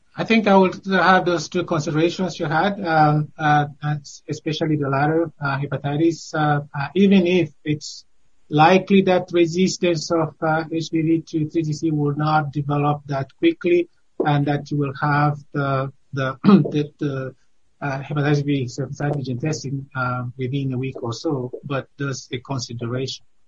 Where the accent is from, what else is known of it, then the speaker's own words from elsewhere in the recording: Cameroon; moved away; my home country of Cameroon